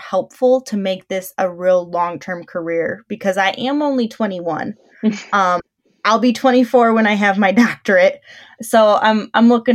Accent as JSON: {"language": "English", "town": "Albion", "region": "Michigan", "country": "United States", "tie": "born or raised there", "said": "I am born and raised in Albion, I attend Albion College"}